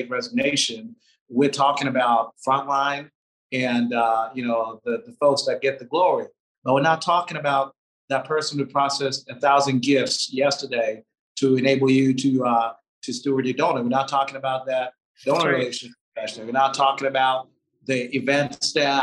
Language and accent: English; Tanzania; now in United States; my home country, Tanzania